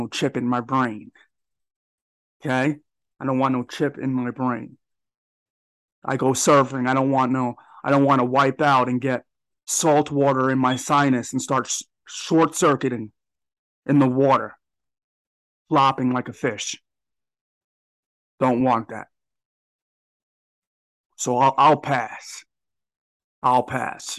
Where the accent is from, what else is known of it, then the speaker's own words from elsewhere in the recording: Long Island, New York, United States; I'm from Long Island, New York